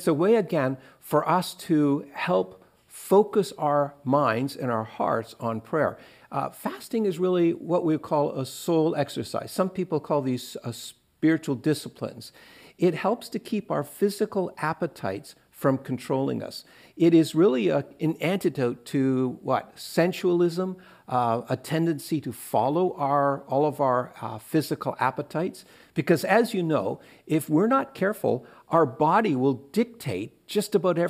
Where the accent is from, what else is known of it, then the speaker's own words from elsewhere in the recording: Eastern Canada, Canada; where I grew up in Eastern Canada, we only ate fish on Fridays.